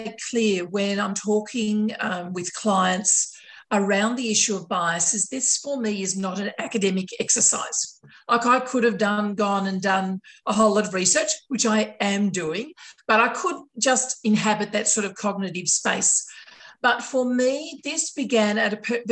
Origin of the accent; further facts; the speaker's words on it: Sydney, New South Wales, Australia; My area of Sydney, largely white, very monocultural, very conservative